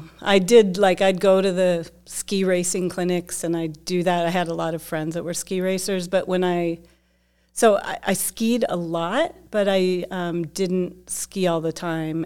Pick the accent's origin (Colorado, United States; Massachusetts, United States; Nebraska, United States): Colorado, United States; Dillon; I grew up in Dillon, Colorado, tiny town